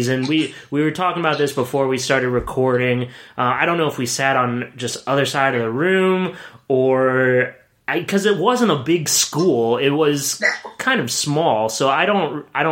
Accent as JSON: {"language": "English", "town": "Williamsport", "region": "Pennsylvania", "country": "United States", "tie": "born or raised there", "moved": "yes", "said": "I'm from Williamsport, which is about 3 hours away from Slippery Rock."}